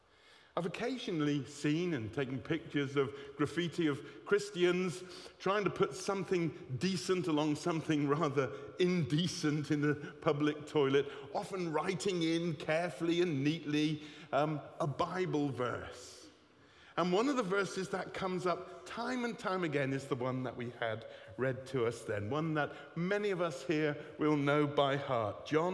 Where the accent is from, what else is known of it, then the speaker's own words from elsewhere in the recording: Bristol, South West England, United Kingdom; Well, I come from Bristol. I know I don't sound like it much, my old babby.